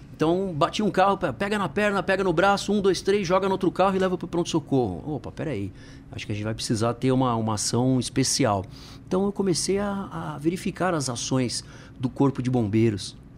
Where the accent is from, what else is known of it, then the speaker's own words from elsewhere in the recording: São Paulo, Brazil; eu nasci aqui em São Paulo, sou do Tucuruvi, onde o pessoal vai de repente passar ali pela estação de metrô, tem a catraca. A catraca hum. da estação era o quintal da minha casa